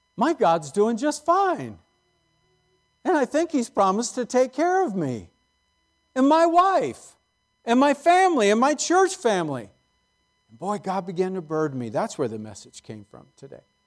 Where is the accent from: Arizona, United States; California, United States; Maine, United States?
California, United States; San Jose; I grew up in San Jose before it was Silicon Valley.